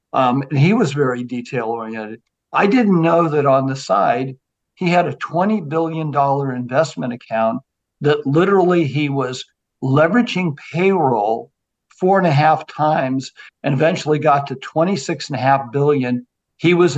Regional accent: Santa Clara, California, United States; I grew up in Santa Clara.

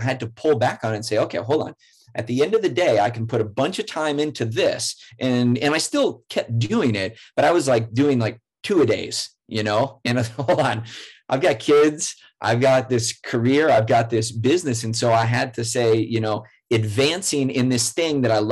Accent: rural Iowa, United States; also born or lived in San Diego; now in Minneapolis, United States; I grew up in rural Iowa, really small town

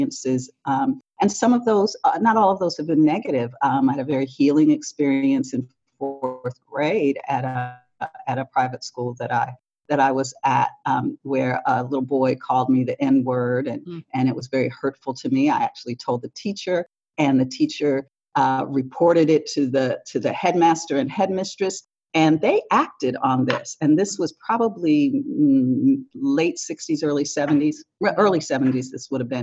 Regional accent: Detroit, Michigan, United States; I grew up in Detroit, Michigan, in a African-American neighborhood, sort of the center of Detroit

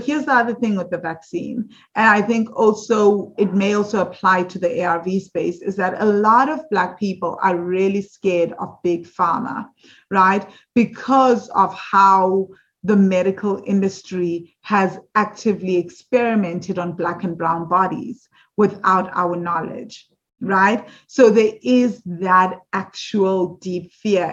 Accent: South Africa; growing up in South Africa

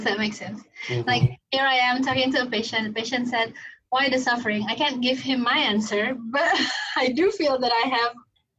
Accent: Indonesia; English is a second language; moved away as an adult; also born or lived in Singapore; now in United States; I was born and raised a Muslim. Originally, I'm from Indonesia. I have lived in the U.S. for over, this February would be 22nd. So still half of my life I lived outside the US, in Asia, Indonesia, and Singapore.

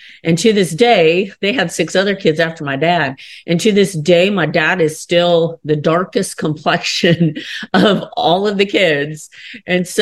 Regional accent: Kansas, United States; I'm from Kansas in the country. So like I grew up on the ranch

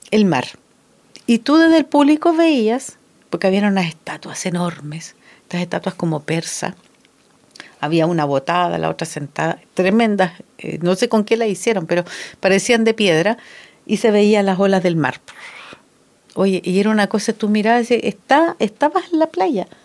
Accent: Santiago, Santiago Metropolitan, Chile; moved away; cuando yo vivía en Santiago, y yo soy santiaguina.

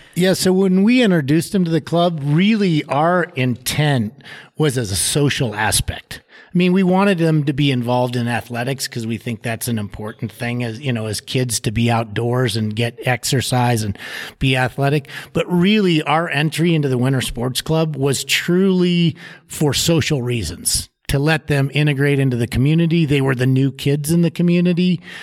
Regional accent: Denver, Colorado, United States; moved away as an adult; now in Steamboat Springs, United States; I grew up down in the Front Range, down in the Denver area. So I was a suburban Denver kid

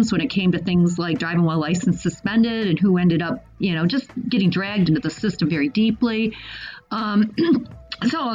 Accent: Lansing, Michigan, United States; also born or lived in Boston; I grew up in Lansing as well.

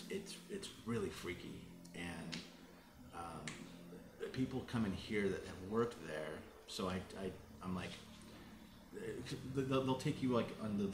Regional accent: Carmel, Indiana, United States; now in Las Vegas, United States; I'm from Indiana.

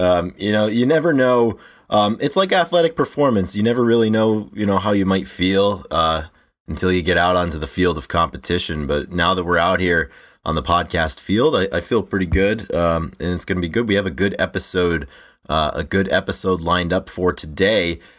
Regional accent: United States; growing up in the States

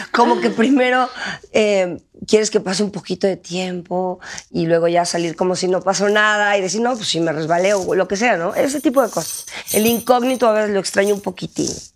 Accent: Mexico; moved away as an adult; me tuve que salir de …, me tuve que salir de México para creer en mí

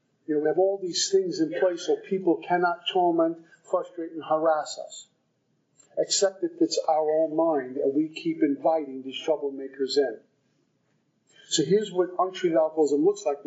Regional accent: Brooklyn, New York, United States; you can tell I'm from Brooklyn

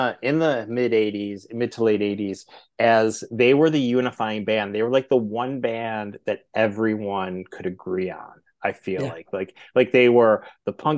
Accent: Twinsburg, Ohio, United States; I grew up in Twinsburg. So like, you know, in a suburb halfway between, you know, Cleveland and Akron

